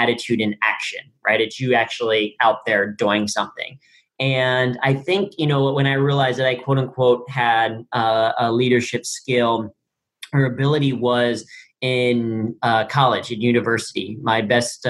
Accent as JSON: {"language": "English", "town": "Cincinnati", "region": "Ohio", "country": "United States", "tie": "born or raised there", "said": "I grew up in Cincinnati, Ohio"}